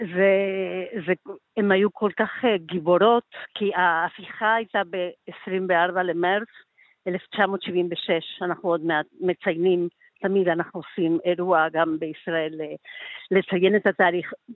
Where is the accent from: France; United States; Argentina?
Argentina; now in Tel Aviv, Israel